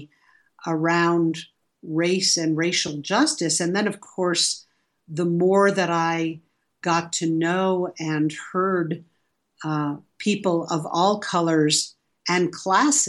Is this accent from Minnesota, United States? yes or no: no; New York City, New York, United States; I grew up in New York City